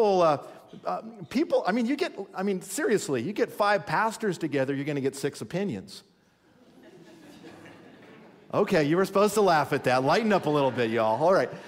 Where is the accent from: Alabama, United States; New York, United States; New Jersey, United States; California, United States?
California, United States; now in Minnesota, United States; I was born in California